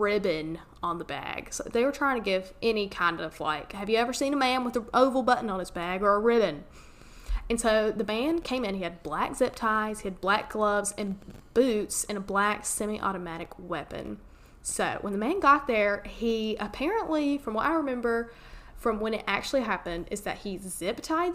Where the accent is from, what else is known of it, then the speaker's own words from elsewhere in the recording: United States; accent: Southern; that was a sad hometown